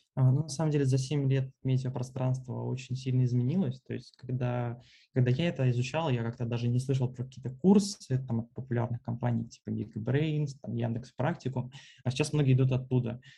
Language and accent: Russian; Smolensk, Smolensk Oblast, Russia; also born or lived in Moscow, Russia; now in Turkey; в Турцию я приехал из Москвы 4 месяца назад. А, собственно, это, в принципе, третий мой город, а, в котором я живу. До этого был Смоленск.